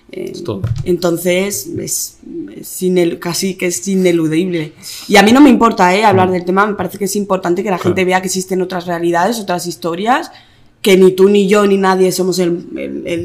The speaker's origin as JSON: {"language": "Spanish", "town": "Barcelona", "region": "Catalonia", "country": "Spain", "tie": "born or raised there", "also_born_or_lived": "Malabo, Equatorial Guinea", "said": "Nací allí en Malabo ah. y me vine con seis años a Barcelona."}